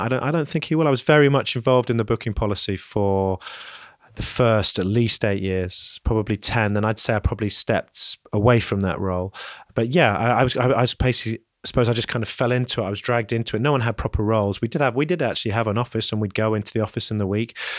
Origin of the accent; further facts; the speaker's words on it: London, United Kingdom; moved away; also born or lived in Leeds; growing up in London and then moving north to Leeds